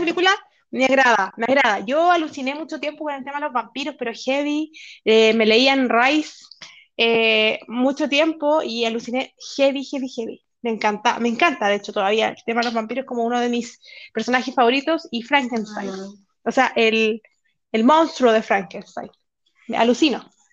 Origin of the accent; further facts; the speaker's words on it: Chile; nuestro movimiento aquí en Chile